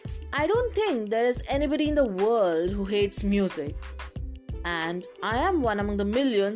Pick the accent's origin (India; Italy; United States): India; Telangana; I am from Telangana.